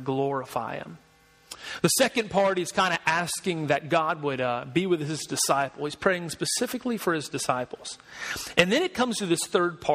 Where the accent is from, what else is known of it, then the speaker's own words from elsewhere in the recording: Georgia, United States; now in South Carolina, United States; I'm from Georgia